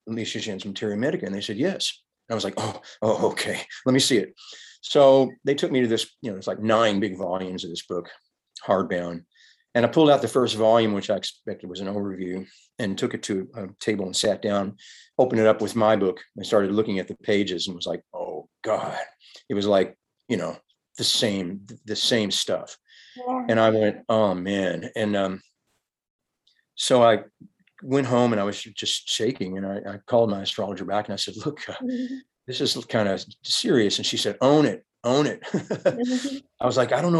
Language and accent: English; Kentucky, United States; I'm this guy from Kentucky